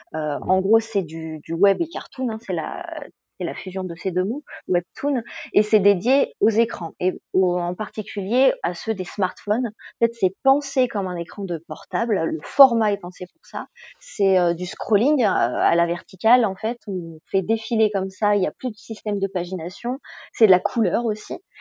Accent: France; en tant que Français

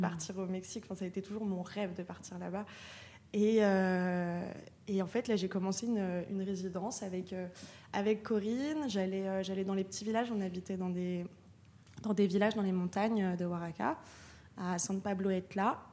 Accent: Lyon, Auvergne-Rhône-Alpes, France; moved away as an adult; also born or lived in Paris; now in Marseille, France; Moi je viens de Lyon et, je suis partie, je suis partie à Paris quand j'avais 18 ans.

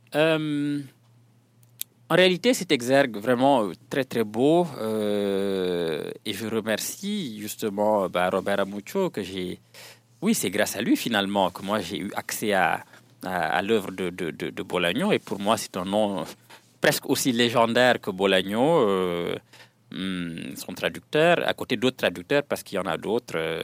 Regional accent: Senegal; French is a second language

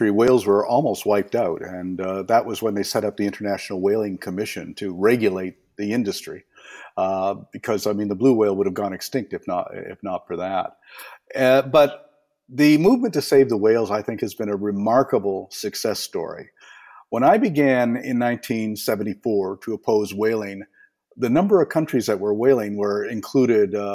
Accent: Eastern Canada, Canada; I was raised in Eastern Canada, and I spent the summer swimming with a family of uh, beavers

